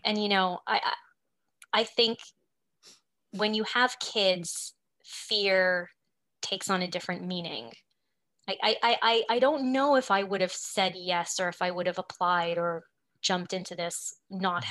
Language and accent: English; Montreal, Quebec, Canada; also born or lived in Prince Edward Island / Toronto; I grew up in Montreal